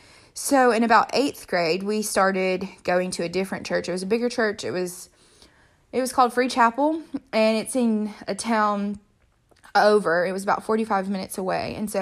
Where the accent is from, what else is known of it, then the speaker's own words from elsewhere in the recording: South Africa; And I was the girl from South Africa.